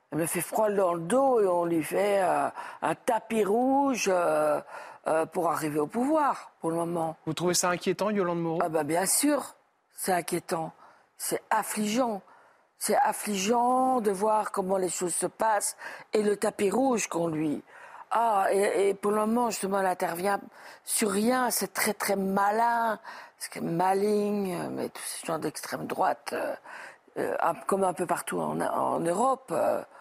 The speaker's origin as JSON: {"language": "French", "country": "France", "said": "Déjà, moi, je suis française, je ne peux pas euh, voter"}